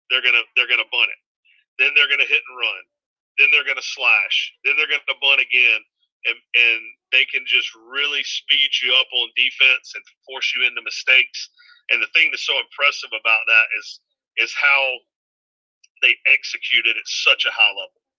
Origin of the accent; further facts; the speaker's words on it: North Carolina, United States; Um, being growing up in East Carolina, pirate, you know, going to school there, following the program, um, was was one big part of it.